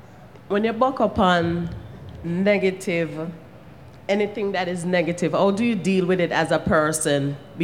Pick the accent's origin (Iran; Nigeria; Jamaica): Jamaica; I'm from Jamaica.